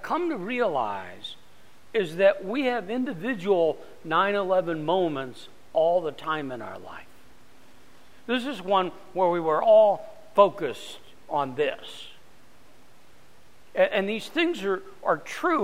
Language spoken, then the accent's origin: English; Phoenix, Arizona, United States; I'm from Phoenix